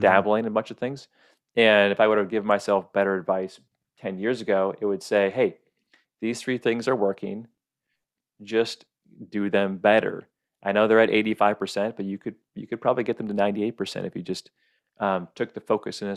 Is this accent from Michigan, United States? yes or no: yes; Michigan, United States; also born or lived in Oregon / Arizona; now in Kauai, United States; I grew up in Michigan, loved Michigan.